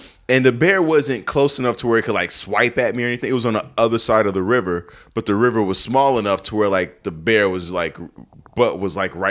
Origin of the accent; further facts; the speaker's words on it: Chicago, Illinois, United States; moved away; Because we're both from Chicago.